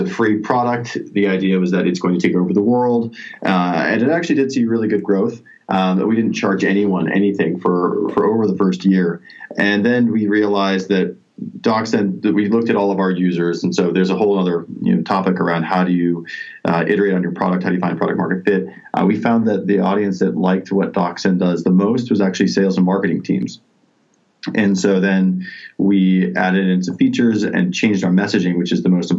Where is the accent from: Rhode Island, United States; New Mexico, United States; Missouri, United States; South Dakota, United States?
South Dakota, United States; I'm from South Dakota